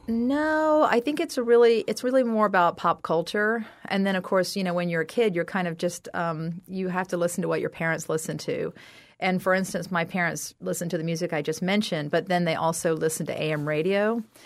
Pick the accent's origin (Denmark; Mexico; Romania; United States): United States; South Carolina; I'm from South Carolina.